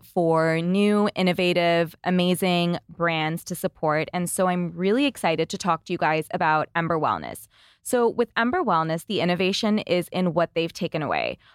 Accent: Canada; As a Canadian entrepreneur myself

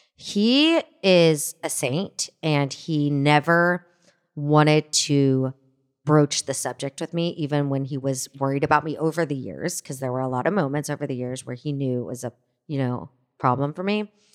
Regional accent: Fort Worth, Texas, United States; moved away as an adult; also born or lived in New York City; growing up as a Jew in Fort Worth, Texas

